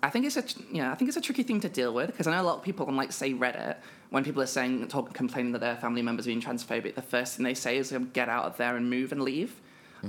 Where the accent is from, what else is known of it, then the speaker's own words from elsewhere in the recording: United Kingdom; I am a British trans woman